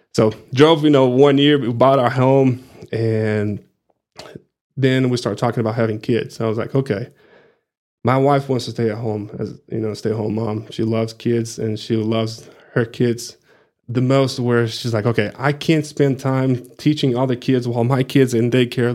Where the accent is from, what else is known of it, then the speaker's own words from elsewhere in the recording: Rio de Janeiro, Brazil; English is a second language; moved away as an adult; also born or lived in Plainview, Texas; now in Amarillo, United States; I'm originally from Brazil, from Rio de Janeiro